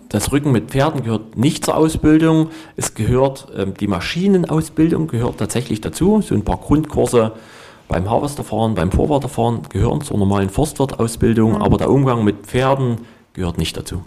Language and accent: German; Ore Mountains, Saxony, Germany; Bei uns im Erzgebirge gab es früher viel mehr Ho ähm, Holzhäuser